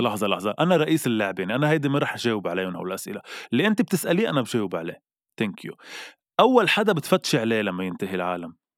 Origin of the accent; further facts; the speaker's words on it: Lebanon; نحن كلبنانيه